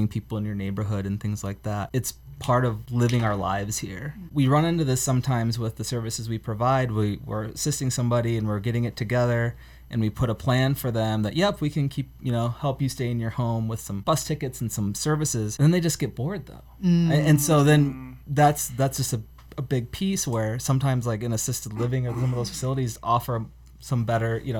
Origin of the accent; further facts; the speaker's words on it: Denver, Iowa, United States; I'm from Denver, Iowa